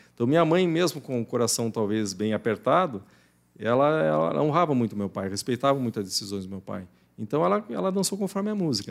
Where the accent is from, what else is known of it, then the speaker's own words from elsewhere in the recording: Curitiba, Paraná, Brazil; eu nasci em Curitiba, mas sempre estava no interior do Paraná, sim, na fazenda do, dos meus avós